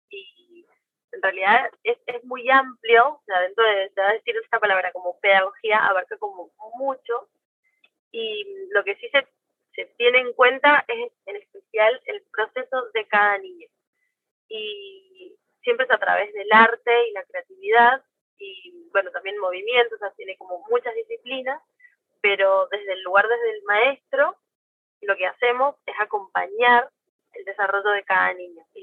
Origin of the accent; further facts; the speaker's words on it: Argentina; De Argentina.